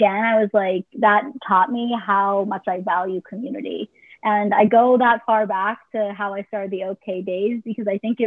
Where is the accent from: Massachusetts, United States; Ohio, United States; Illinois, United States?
Massachusetts, United States; Boston; also born or lived in Israel / New York; I grew up in the Boston area